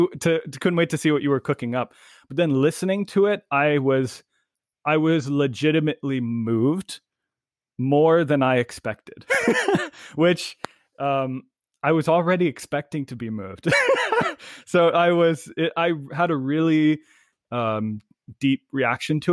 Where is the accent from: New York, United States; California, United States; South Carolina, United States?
California, United States; San Luis Obispo County; my childhood home growing up in San Luis Obispo County